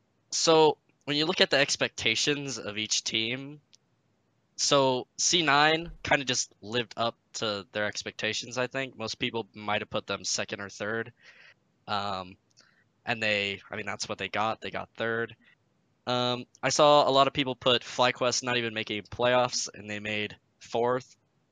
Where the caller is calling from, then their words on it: Salt Lake City, Utah, United States; Salt Lake City, Utah.